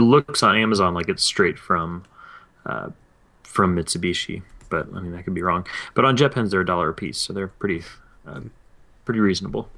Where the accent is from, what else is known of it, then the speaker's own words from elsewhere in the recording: East Tennessee, United States; I'm from East Tennessee